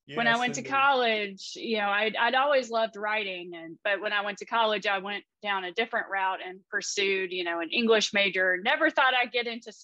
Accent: Danville, Kentucky, United States; moved away as an adult; now in Nashville, United States; I grew up in Danville, Kentucky

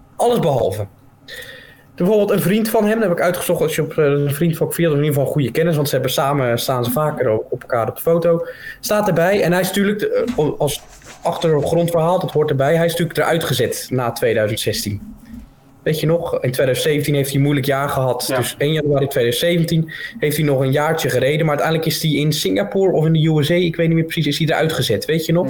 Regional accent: Netherlands; als Nederlanders zijnde

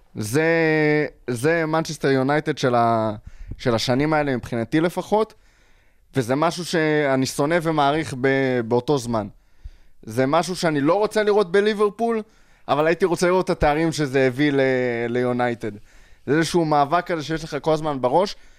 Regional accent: Israel; בתור ישראלי

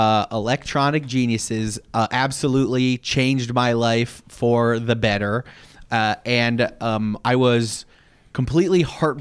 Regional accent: Detroit, Michigan, United States; We're three friends from Detroit.

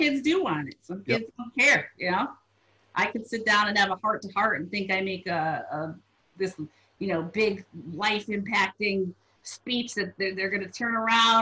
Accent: Waterbury, Connecticut, United States; growing up in the Waterbury public school system

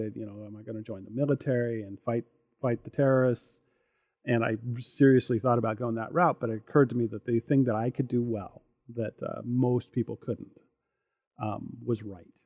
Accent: Northern Idaho, United States; I grew up in Northern Idaho here.

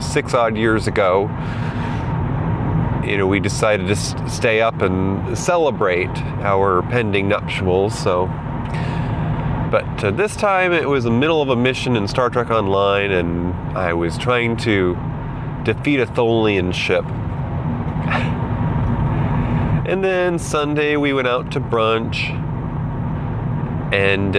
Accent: Northeast, United States; Here in the Northeast, we didn't have Walmart up until probably more than a decade ago. I grew up going to Kmart when I was in school

